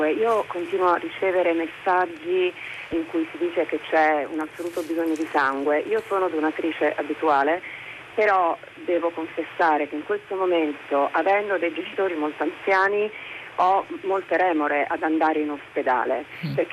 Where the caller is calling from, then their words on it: Rome, Lazio, Italy; siamo da Roma.